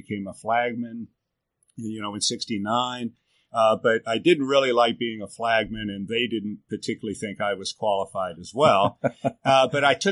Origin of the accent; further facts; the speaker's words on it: Tampa, Florida, United States; moved away; I grew up in Tampa